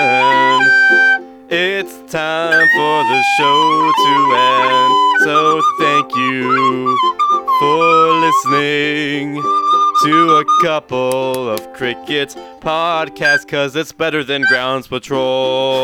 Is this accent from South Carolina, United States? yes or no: yes; South Carolina, United States; I'm from South Carolina, and we both play piano